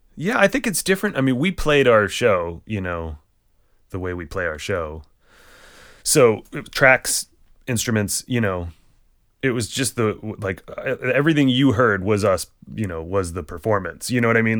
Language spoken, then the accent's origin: English; Barrington, Rhode Island, United States; also born or lived in Boston; I grew up in Barrington, Rhode Island